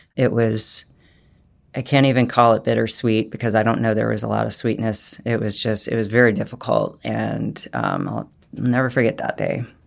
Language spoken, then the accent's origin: English; United States; As an American woman